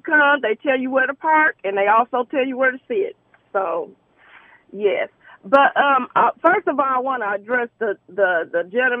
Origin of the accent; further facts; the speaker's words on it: Muncie, Indiana, United States; now in Indianapolis, United States; I'm originally from Muncie, Indiana.